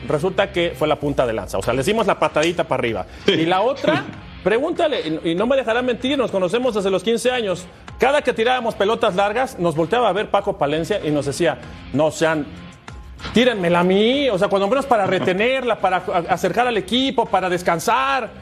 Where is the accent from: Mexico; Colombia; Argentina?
Mexico; como mexicano